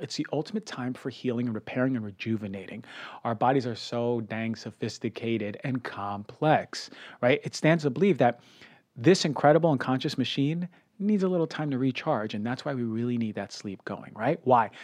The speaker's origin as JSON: {"language": "English", "region": "New York", "country": "United States", "said": "I'm a New Yorker"}